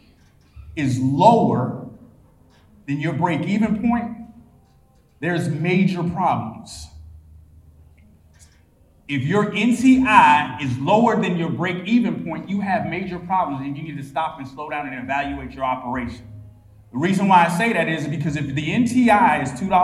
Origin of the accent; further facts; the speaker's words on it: South Carolina, United States; I'm from South Carolina